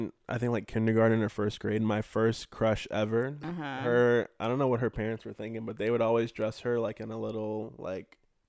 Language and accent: English; Temecula, California, United States; also born or lived in Chula Vista, California; I was born there, and then when I was young, like 7 or 8, I moved to Temecula, and I grew up there.